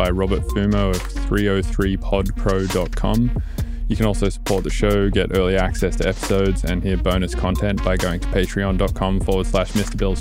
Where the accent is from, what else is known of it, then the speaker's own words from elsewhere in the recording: Australia; now in United States; I moved a lot in Australia